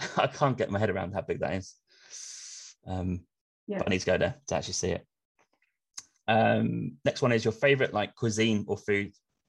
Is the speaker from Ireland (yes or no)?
no; Australia; Growing up in Australia, you've got arguably no choice to drive unless you want to fly because it's so far away.